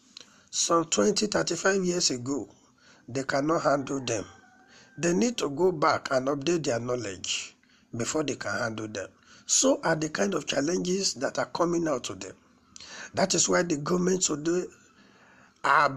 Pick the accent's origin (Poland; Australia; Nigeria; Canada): Nigeria; All the tribes in Nigeria, we are still studying, we are yet to fully understand one another